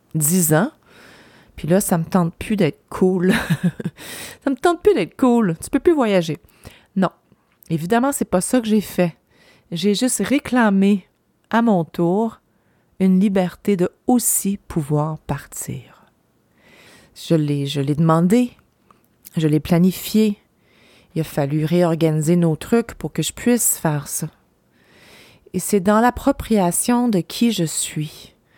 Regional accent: Gaspésie, Quebec, Canada; moved away; ici, là, chez moi, en Gaspésie

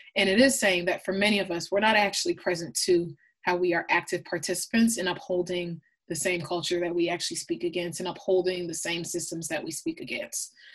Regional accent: Blaine, Minnesota, United States; I, I, was born and raised in, in, Minneapolis, Minnesota, specifically Blaine, Minnesota, which is a small, predominantly white suburb um, of Minneapolis.

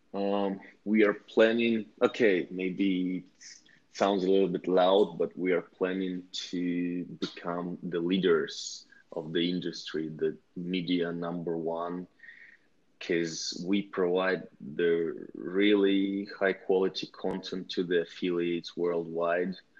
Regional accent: Russia; we are team from Russia

